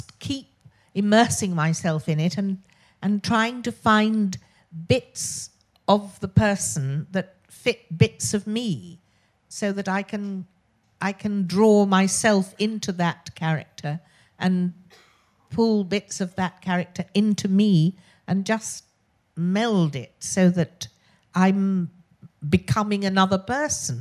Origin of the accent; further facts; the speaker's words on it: Oxford, South East England, United Kingdom; accent: posh; I was born in Oxford, which is why I have this very irritatingly posh voice.